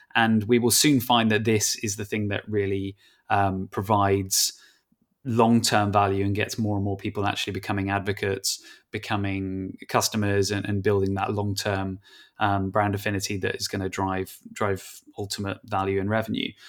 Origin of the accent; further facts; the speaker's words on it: England, United Kingdom; I'm English